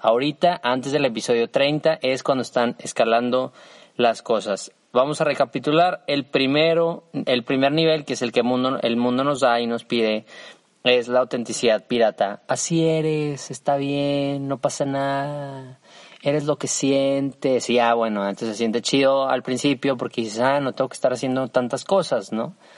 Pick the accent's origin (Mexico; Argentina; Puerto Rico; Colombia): Mexico; soy mexicano, pues es que tengo un deber con mi nación